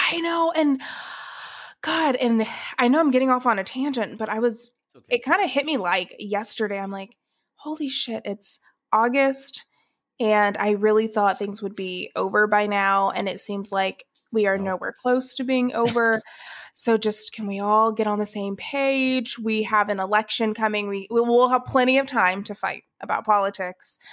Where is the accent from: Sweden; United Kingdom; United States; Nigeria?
United States; Atlanta, Georgia; moved away as an adult; also born or lived in Athens, Ohio / Dallas; I was born in Atlanta, Georgia. I was born and raised there